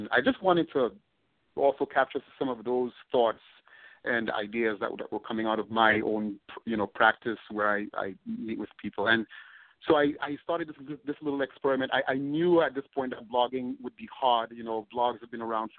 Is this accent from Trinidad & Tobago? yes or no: yes; Tobago, Trinidad & Tobago; moved away as an adult; also born or lived in Northeast United States; now in United States; I'm from Tobago, which is the smaller, mm-hmm. so we're a twin island nation